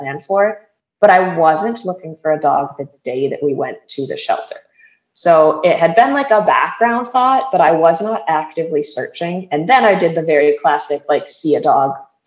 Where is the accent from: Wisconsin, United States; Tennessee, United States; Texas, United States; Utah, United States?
Wisconsin, United States; moved away as an adult; now in Florida, United States; I was born and raised in Wisconsin, but now live in Florida.